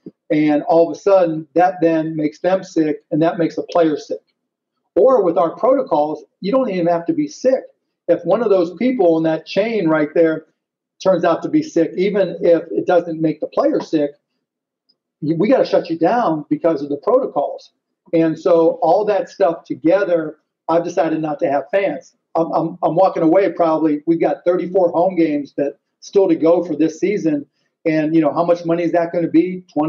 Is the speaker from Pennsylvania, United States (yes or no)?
yes; Pittsburgh, Pennsylvania, United States; I grew up in Pittsburgh. I'm a big Steelers fan